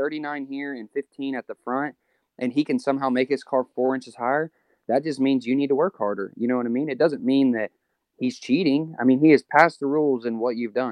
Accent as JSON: {"language": "English", "region": "Texas", "country": "United States", "said": "from Texas"}